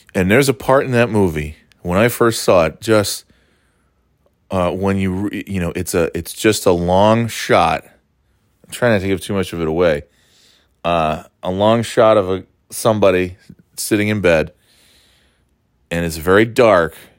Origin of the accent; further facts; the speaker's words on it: upstate New York, United States; moved away; being from uh, a much quieter place in upstate New York